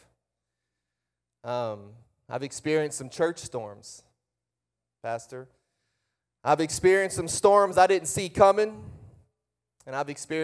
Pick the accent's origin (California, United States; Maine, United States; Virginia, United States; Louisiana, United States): Louisiana, United States; Breaux Bridge; I was born and raised. My father pastored a church outside of Lafayette, Louisiana, which is called Brobridge.